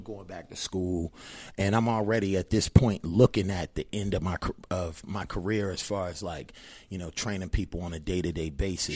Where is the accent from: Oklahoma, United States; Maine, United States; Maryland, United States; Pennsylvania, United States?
Maryland, United States; Annapolis; moved away as an adult; also born or lived in Baltimore, Maryland; now in Las Vegas, United States; I've been out in Vegas since two thousand six, but I'm originally from Annapolis, Maryland